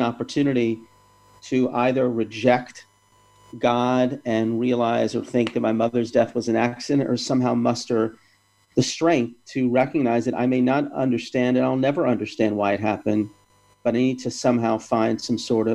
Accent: Atlanta, Georgia, United States; when I was growing up in Atlanta

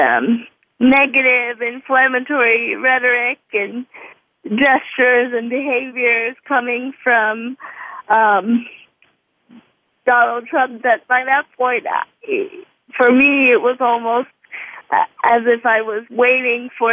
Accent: New York, United States; as a New Yorker

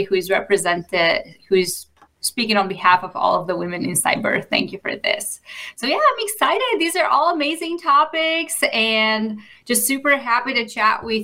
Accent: Bulgaria; moved away as an adult; now in United States; I grew up in Bulgaria

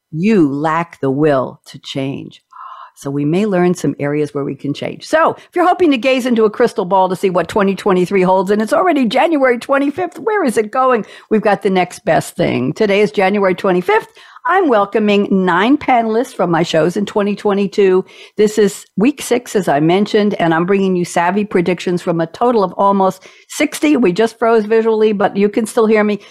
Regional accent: New York, United States; I'm a New Yorker too

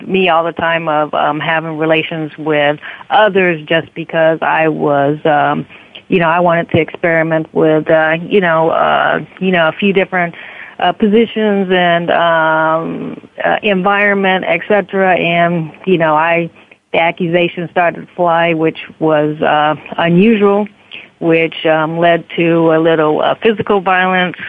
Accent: South Florida, United States; also born or lived in New Orleans, Louisiana; at the age of 10, we moved from New Orleans to South Florida, and I've been here

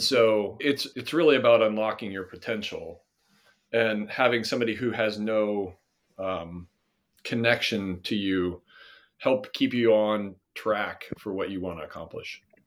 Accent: Nebraska, United States; moved away; also born or lived in Michigan; I'm originally from Nebraska

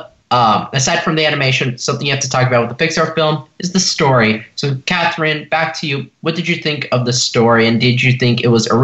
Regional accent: Los Angeles, California, United States

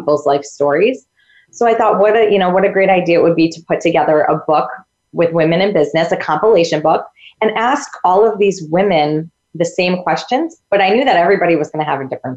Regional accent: upstate New York, United States; I'm from New York, upstate New York

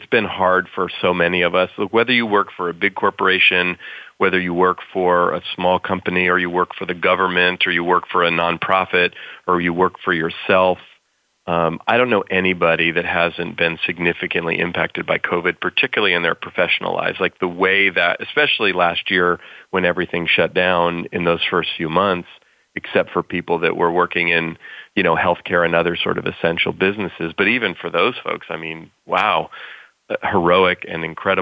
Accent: California, United States; I grew up here in California where I still live

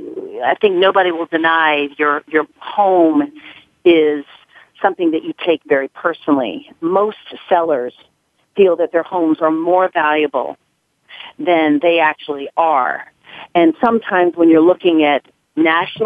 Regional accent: Nashville, Tennessee, United States; accent: southern; moved away as an adult; now in New York City, United States; I was born and raised in Nashville, Tennessee. I moved here in 1988 to New York City

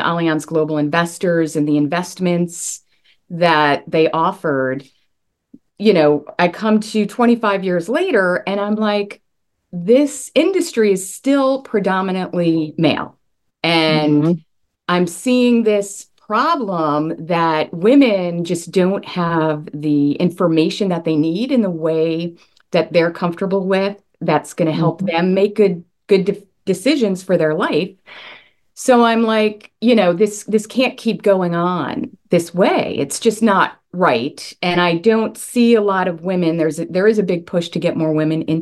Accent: Long Island, New York, United States; now in Charleston, United States; I am originally from Long Island, New York, where we have much colder winters

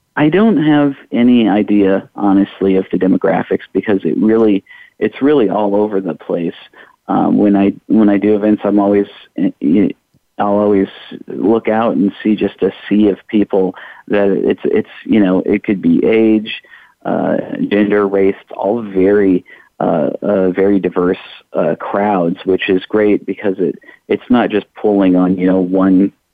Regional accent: Iowa, United States; now in Louisville, United States; I'm originally from Iowa

